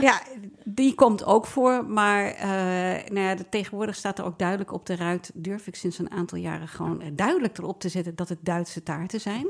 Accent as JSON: {"language": "Dutch", "town": "The Hague", "region": "South Holland", "country": "Netherlands", "tie": "born or raised there", "said": "ik ben geboren en getogen in Nederland"}